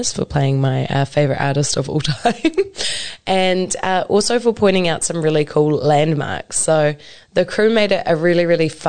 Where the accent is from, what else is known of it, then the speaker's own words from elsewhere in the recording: Hamilton, Waikato, New Zealand; also born or lived in Cambridge, New Zealand; I was born and raised here in Kirikiriroa. I moved out to Cambridge for a little bit, and now I've moved back home to Kirikiriroa again. So I have actually lived in the Waikato my whole life